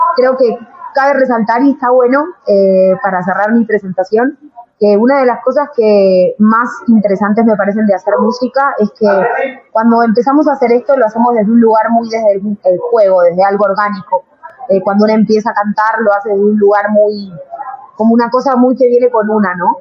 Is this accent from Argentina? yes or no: yes; Argentina; moved away as an adult; now in Bogotá, Colombia; soy argentina, vivo en Bogotá hace nueve años